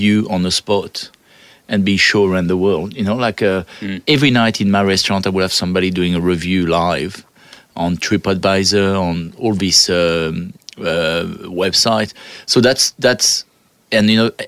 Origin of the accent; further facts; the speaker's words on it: France; English is a second language; moved away as an adult; now in Australia; I come from France.